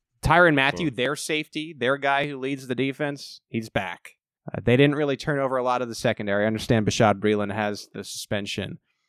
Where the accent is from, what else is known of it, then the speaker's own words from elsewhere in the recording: Long Island, New York, United States; I was born in New York. I'm from Long Island.